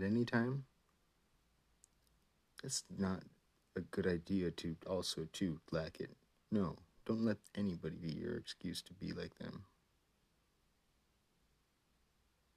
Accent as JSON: {"language": "English", "region": "Hawaii", "country": "United States", "tie": "born or raised there", "moved": "yes", "lives_now": "California, United States", "said": "I was raised in Hawaii, where we over there didn't really care much for the mainland"}